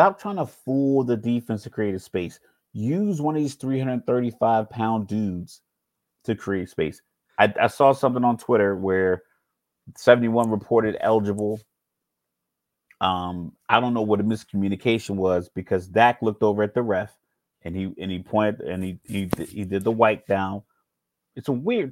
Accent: Virginia, United States; I grew up on the East Coast. I'm from Virginia

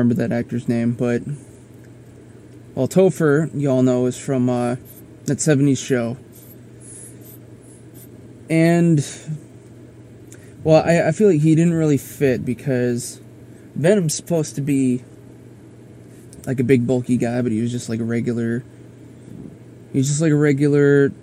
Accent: South Dakota, United States; we had the motorcycle rally in my home state

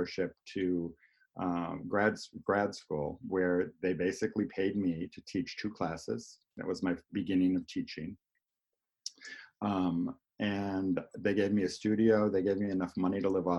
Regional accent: Arlington Heights, Illinois, United States; I grew up in Arlington Heights

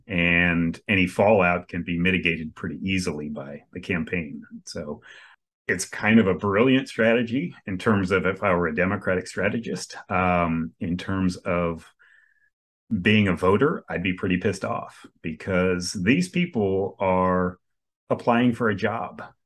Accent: Coral Springs, Florida, United States; I grew up in South Florida my entire life. Yeah, over on the East Coast near Fort Lauderdale, uh, Coral Springs, actually.

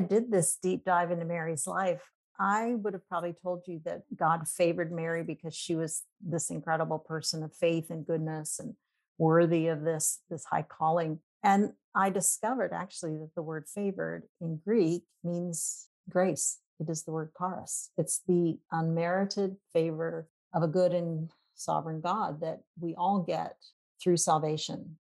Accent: Papua New Guinea; also born or lived in Indonesia; I am a missionary kid myself. I grew up in Papua New Guinea, and then my husband and I served in Indonesia for 12 years.

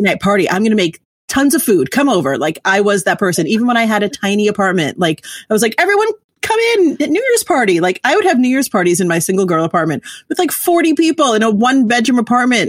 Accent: New York City, New York, United States; I'm originally from New York City.

